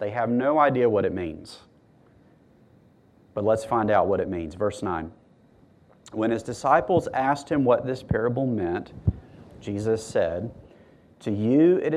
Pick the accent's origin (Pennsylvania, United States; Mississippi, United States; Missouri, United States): Mississippi, United States; I'm from Mississippi.